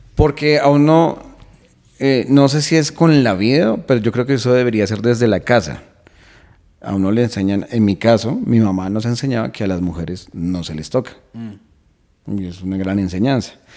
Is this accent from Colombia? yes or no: yes; Colombia; also born or lived in London; de Colombia